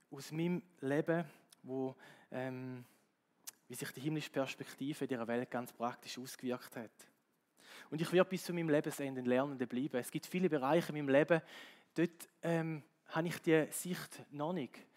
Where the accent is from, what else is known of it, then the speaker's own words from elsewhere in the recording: Switzerland; und als Schweizer habe ich das Gefühl gehabt, oder die Schweizer Mentalität ist so, wir können eigentlich gut mit dem leben, wir können in unseren vier Wänden leben